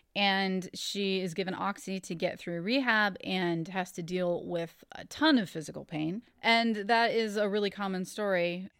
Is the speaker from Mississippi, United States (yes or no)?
no; Ohio, United States; I grew up in Ohio. I'm from Ohio. I live here now